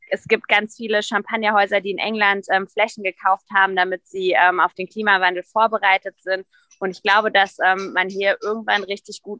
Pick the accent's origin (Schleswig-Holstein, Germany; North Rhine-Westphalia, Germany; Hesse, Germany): North Rhine-Westphalia, Germany; weil es ja schon als Ruhrpottlerin verrückt ist, äh, Winzerin zu werden und Weinbau zu studieren.